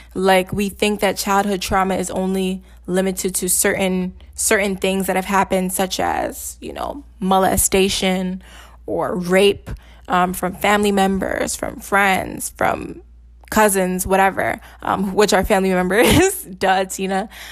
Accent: Nigeria; I'm Nigerian

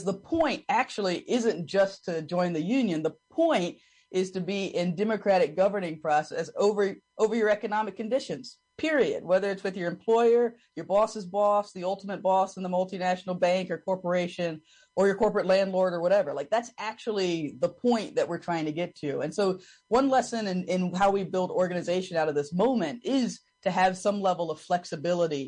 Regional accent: the South, United States; as a Southerner and as a Black Southerner

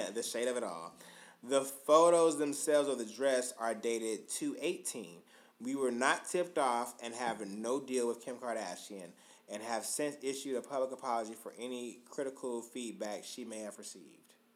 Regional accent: Augusta, United States; I'm from Augusta

